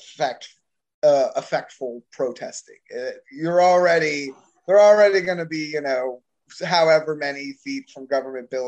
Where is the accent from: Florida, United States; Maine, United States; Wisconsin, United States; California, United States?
Florida, United States; I'm from Florida